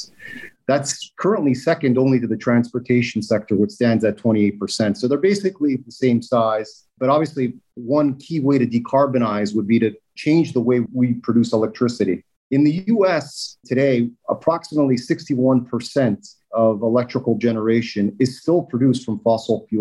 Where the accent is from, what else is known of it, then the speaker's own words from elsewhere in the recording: Toronto, Ontario, Canada; moved away; I grew up in Toronto